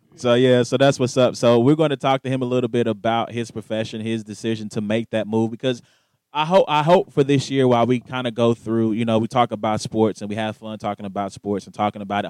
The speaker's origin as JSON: {"language": "English", "region": "the South", "country": "United States", "tie": "born or raised there", "moved": "yes", "said": "I am from the South originally, so I grew up on NASCAR as well"}